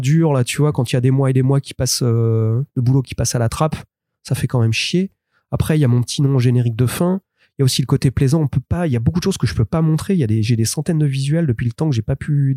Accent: France; je suis français

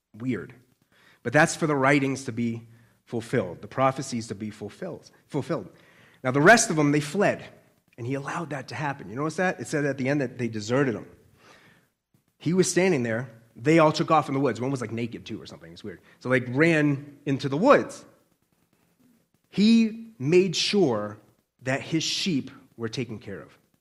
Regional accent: Boston, Massachusetts, United States; accent: Boston; I'm a Bostonian

